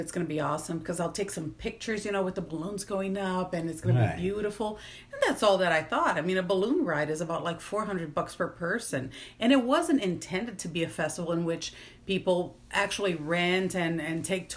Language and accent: English; Recife, Pernambuco, Brazil; now in Mississippi, United States; I'm from Recife